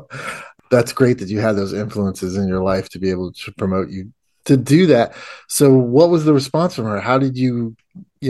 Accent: Indiana, United States; We did venture to Florida from Indiana

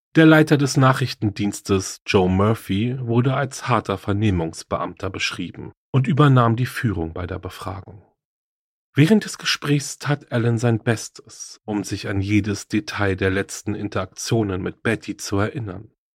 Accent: Germany; hier bei uns in Deutschland

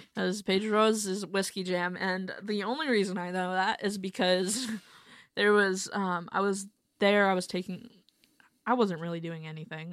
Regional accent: Mesa, Arizona, United States; moved away; also born or lived in Akron, Ohio; I'm from Akron, um, but I grew up in Mesa, Arizona

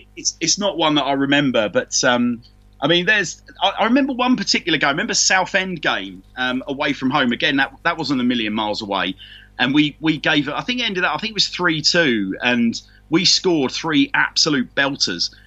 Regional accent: London, United Kingdom; accent: Londoner; also born or lived in Canterbury; growing up in London as a real youngster

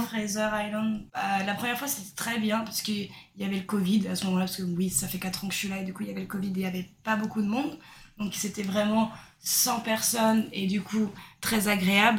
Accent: Brittany, France; moved away as an adult; now in Australia; je viens de Bretagne en France

